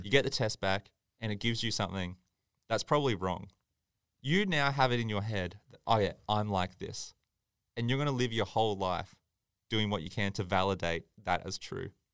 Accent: Tweed Heads, New South Wales, Australia; I grew up in Tweed

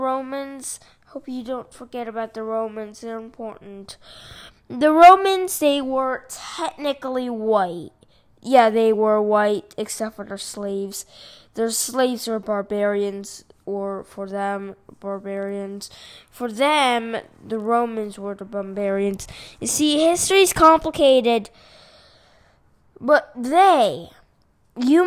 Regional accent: California, United States; I don't come from China. I come from California

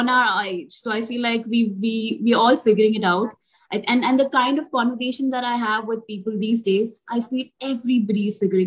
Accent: Mumbai, Maharashtra, India; I'm from Bombay. I consult in different places across Bombay.

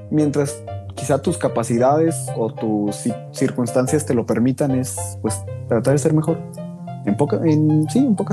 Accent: Mexico; nosotros como humanos mucho menos y como mexicanos

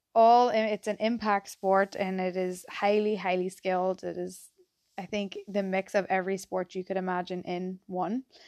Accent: County Tyrone, Northern Ireland, United Kingdom; accent: Irish; moved away as an adult; also born or lived in Philadelphia, United States; now in Boston, United States; I'm from a place at home called Tyrone, um, County Tyrone, and, yeah, grew up there

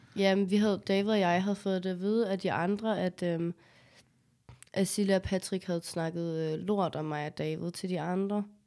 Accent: Copenhagen, Capital Region of Denmark, Denmark; jeg er jo født og opvokset på Amager

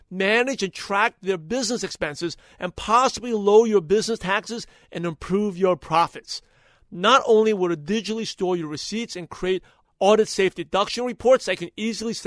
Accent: United States; I'm American-born Chinese, even though I was born in the U.S.

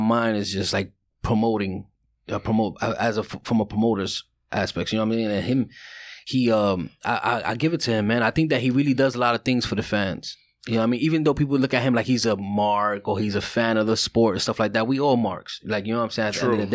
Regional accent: New York City, New York, United States; growing up in Brooklyn

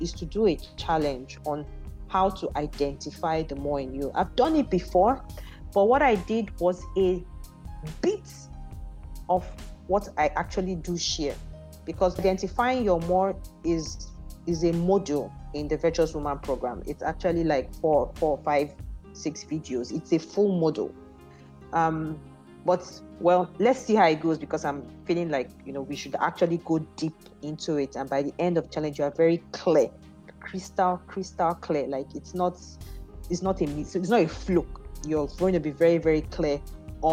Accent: Igbo, Igboland, Nigeria; also born or lived in Abuja; I'm an Igbo girl.

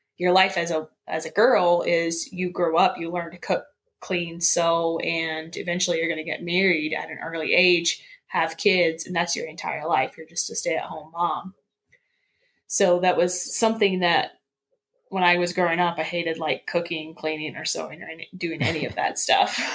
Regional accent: central Indiana, United States; I was uh, born and raised in Indiana, kind of in the central part of Indiana

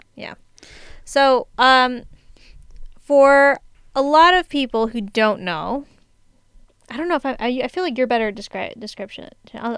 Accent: San Diego, California, United States; I'm from San Diego

